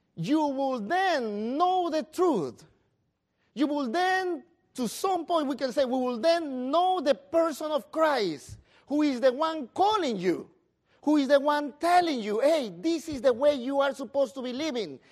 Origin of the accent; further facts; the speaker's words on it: Peru; moved away